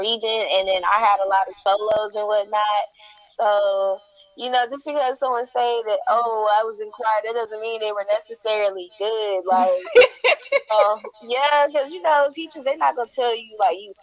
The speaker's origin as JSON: {"language": "English", "town": "Houston", "region": "Texas", "country": "United States", "said": "I'm from Houston, Texas, and I'm an upcoming artist"}